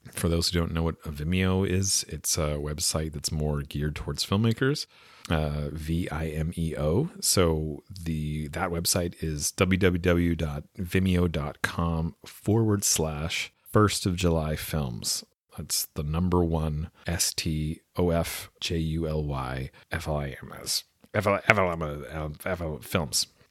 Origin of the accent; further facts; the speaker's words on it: West Coast Canada, Canada; accent: West Coast Canadian; So this is my actual accent, in case, uh, any of you did wonder. It's a West Coast Canadian accent